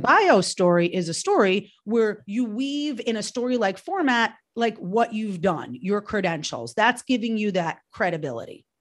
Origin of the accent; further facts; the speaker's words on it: New York, United States; moved away; I, I'm from New York originally